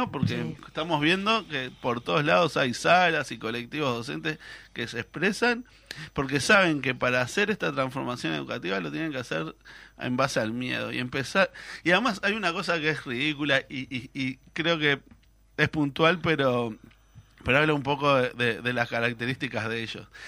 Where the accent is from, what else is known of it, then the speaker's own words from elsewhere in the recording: Canelones, Uruguay; yo soy de Canelones